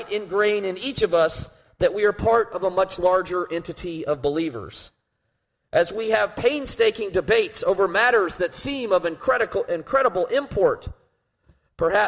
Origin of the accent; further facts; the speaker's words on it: the American Southeast, United States; what I had known as a Presbyterian growing up in the American Southeast